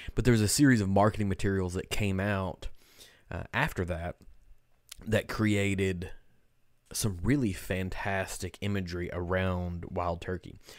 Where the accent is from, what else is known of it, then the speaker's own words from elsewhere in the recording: Kentucky, United States; we're from Kentucky